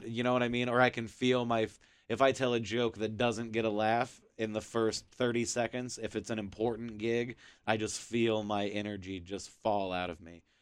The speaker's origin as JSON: {"language": "English", "town": "Kansas City", "country": "United States", "said": "I'm from Kansas City"}